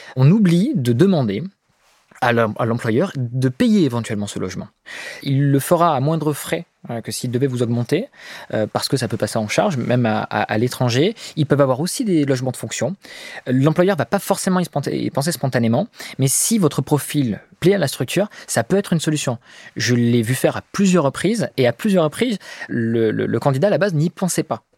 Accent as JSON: {"language": "French", "country": "France", "said": "on est français, on a la chance d'être français."}